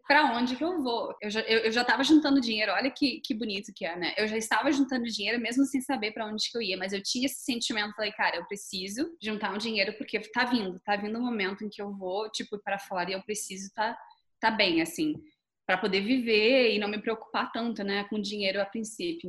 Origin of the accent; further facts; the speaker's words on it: Brazil; moved away as an adult; also born or lived in New Zealand; sair do Brasil